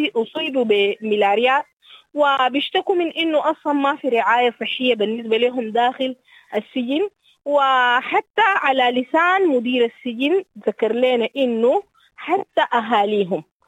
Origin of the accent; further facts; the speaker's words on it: Sudan; لنا كسودانيين